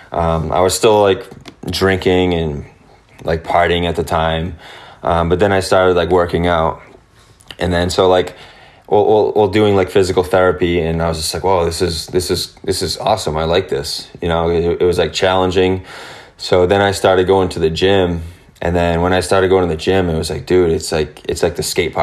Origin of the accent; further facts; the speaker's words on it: Massachusetts, United States; I grew up here.